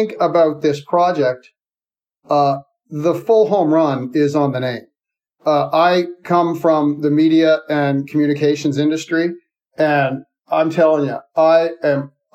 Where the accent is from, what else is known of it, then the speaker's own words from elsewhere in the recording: Canada; being a Canadian who lives about an hour from the border